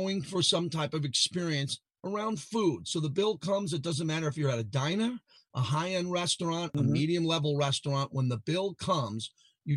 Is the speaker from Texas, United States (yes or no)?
no; Massapequa, New York, United States; One of my boyhood friends that I grew up with in Massapequa